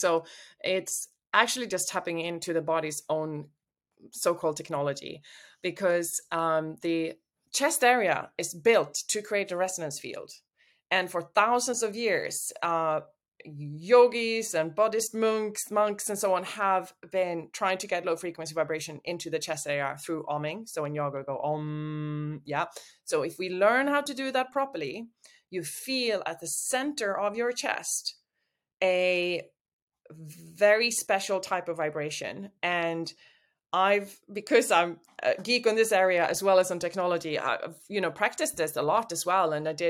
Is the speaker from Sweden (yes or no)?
yes; Sweden; English is a second language; I'm from Sweden originally. I've lived in 6 countries, speak 4 languages.